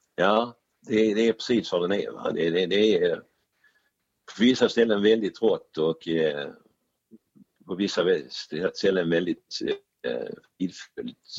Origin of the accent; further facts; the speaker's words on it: Sweden; vi är svenskar